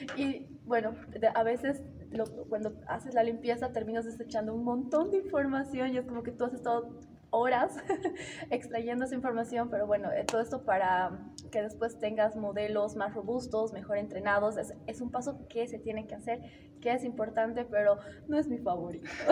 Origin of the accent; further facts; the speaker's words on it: Bolivia; soy de Bolivia